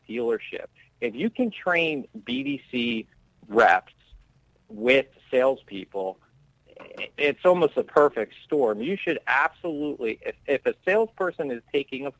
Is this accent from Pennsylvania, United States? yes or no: yes; Pennsylvania, United States; I'm from Pennsylvania